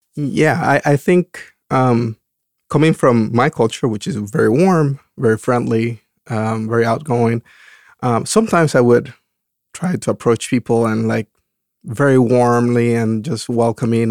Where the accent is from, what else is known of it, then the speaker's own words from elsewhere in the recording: Dominican Republic; moved away as an adult; also born or lived in California; now in Oregon, United States; growing up in the Dom- Dominican Republic